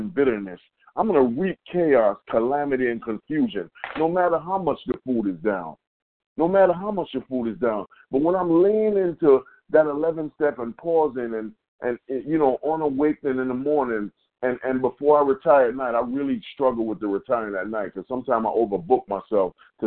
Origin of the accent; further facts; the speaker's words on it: New York, United States; We're from New York